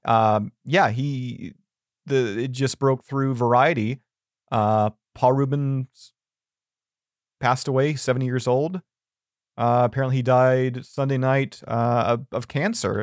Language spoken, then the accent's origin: English; Canada; as a Canadian